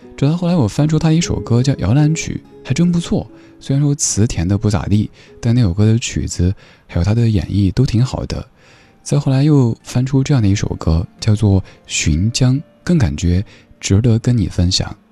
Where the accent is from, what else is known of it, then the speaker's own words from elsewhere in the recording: Sichuan, China; accent: Sichuanese; moved away; 我用四川话说